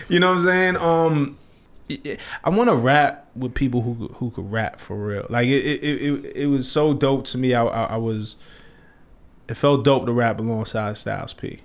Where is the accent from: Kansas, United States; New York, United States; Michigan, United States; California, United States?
New York, United States; New York City; I'm from Flatbush, Brooklyn